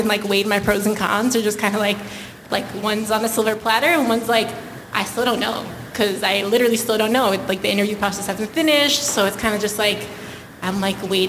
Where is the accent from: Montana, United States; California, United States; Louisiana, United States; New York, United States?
New York, United States; I'm born and raised in New York